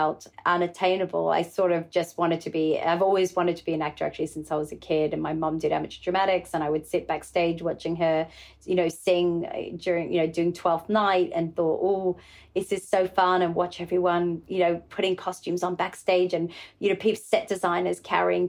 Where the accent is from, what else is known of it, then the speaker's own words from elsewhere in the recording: Australia; being an Aussie